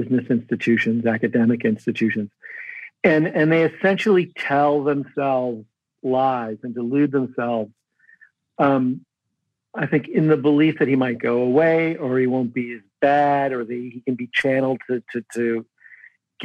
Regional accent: Midwest, United States; moved away; I grew up in the Midwest

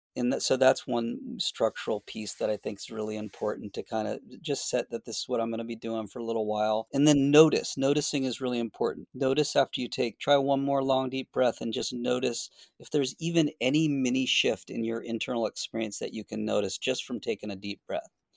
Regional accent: Boston, Massachusetts, United States; moved away as an adult; also born or lived in Florida / San Francisco; now in north of San Francisco, United States; I grew up in Boston

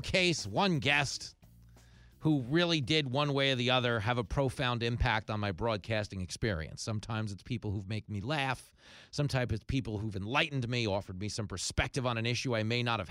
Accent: Levittown, New York, United States; I grew up in Levittown on Long Island

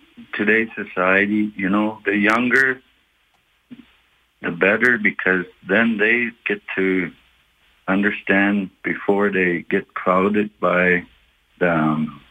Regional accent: Kainai First Nation, Alberta, Canada; I was born on the Kainai Blood First Nations

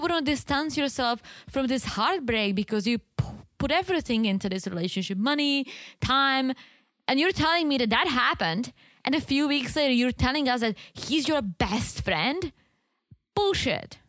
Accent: Czechia; moved away; There was this one store in the Czech Republic in my hometown selling all kinds of teas

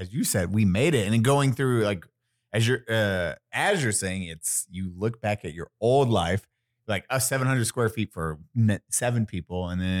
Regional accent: Crawfordsville, Indiana, United States; moved away; also born or lived in Midland; So I had Midland and then Indiana. Indiana's nothing but cornfields, getting drunk, all that. And then I lived in the podunk town. The most podunk town.

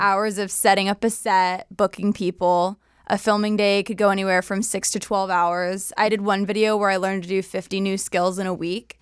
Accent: Southern California, United States; SoCal raised

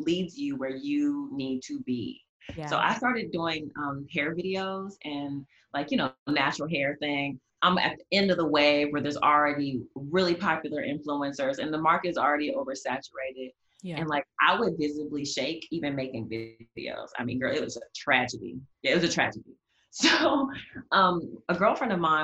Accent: Nebraska, United States; also born or lived in Dallas, Texas; I moved away from Dallas. My parents moved us back to Nebraska, so I ended up going to like an all girls Catholic school in Nebraska

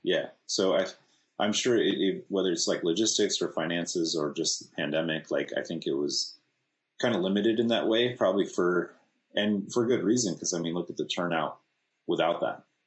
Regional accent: California, United States; we're from California

